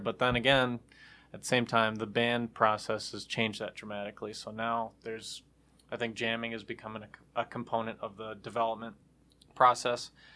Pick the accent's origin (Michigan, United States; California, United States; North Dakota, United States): Michigan, United States; Troy; Troy, Michigan is where I'm from